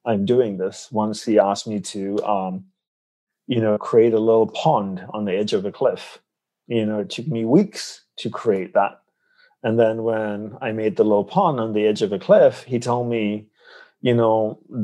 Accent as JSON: {"language": "English", "country": "Malaysia", "tie": "born or raised there", "moved": "as an adult", "said": "I grew up in Malaysia"}